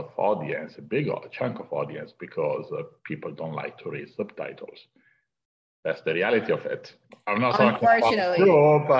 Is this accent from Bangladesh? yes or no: no; Italy; moved away as an adult; now in Los Angeles, United States; I wanted to leave Italy. I came from Europe. I moved to LA just to pursue a career in filmmaking